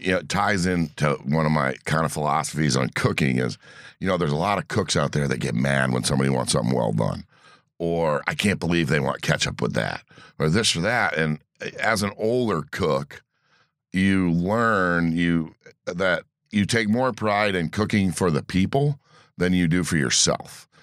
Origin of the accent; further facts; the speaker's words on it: East Coast, United States; moved away as an adult; also born or lived in Indianapolis / Alaska; now in Door County, United States; I grew up on the East Coast